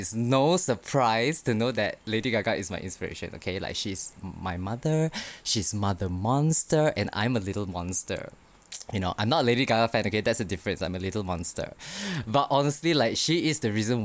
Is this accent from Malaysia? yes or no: yes; Kuala Lumpur, Malaysia; born and raised in Kuala Lumpur